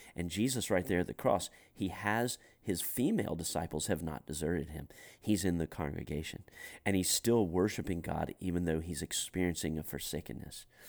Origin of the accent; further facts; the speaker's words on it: United States; as an American guy who loves to snack